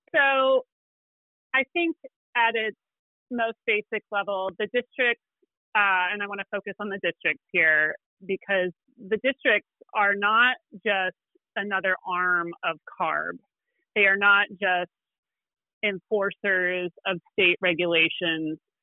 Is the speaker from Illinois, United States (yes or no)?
yes; Illinois, United States; moved away as an adult; now in California, United States; I am not a native Californian. I, I've been here for 20 years, but I grew up in Illinois